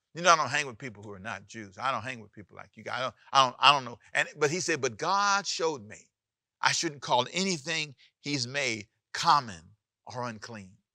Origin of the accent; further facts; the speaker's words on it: Los Angeles, California, United States; also born or lived in Savannah, Georgia; where I was born in Savannah, Georgia, and where I needed to be raised, which is Los Angeles, California